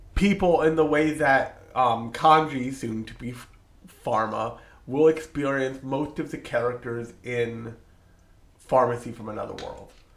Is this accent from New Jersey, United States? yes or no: yes; New Jersey, United States; I am from New Jersey the pharmaceutical capital of the United States.